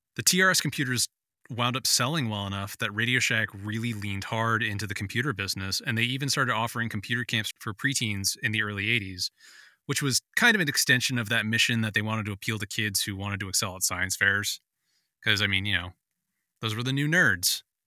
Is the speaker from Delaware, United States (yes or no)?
no; San Francisco, California, United States; I grew up in San Francisco in the eighties